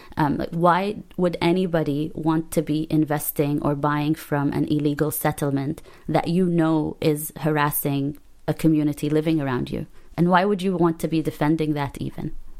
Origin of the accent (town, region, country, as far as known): Palestine; English is a second language; moved away